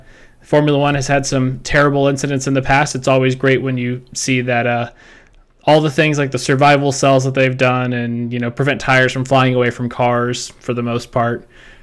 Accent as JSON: {"language": "English", "country": "United States", "said": "I'm the American half of this podcast"}